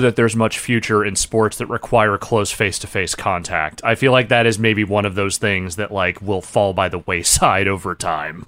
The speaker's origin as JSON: {"language": "English", "town": "Petaluma", "region": "California", "country": "United States", "tie": "born or raised there", "said": "my hometown has a small statue dedicated to wrist wrestling because at, for at least a time, the World Wrist Wrestling Championships, I believe, were held in Petaluma, California."}